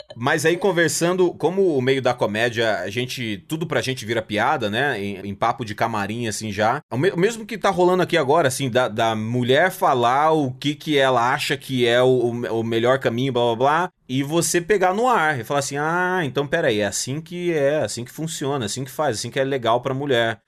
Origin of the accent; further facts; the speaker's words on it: Cuiabá, Mato Grosso, Brazil; now in Chicago, United States; sou de Cuiabá